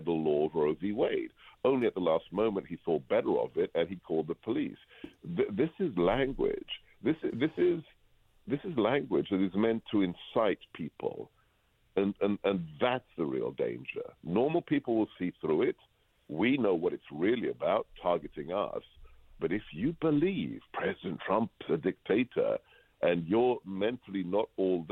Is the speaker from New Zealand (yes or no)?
no; England, United Kingdom; moved away; I grew up in England, and where everybody just talks about the weather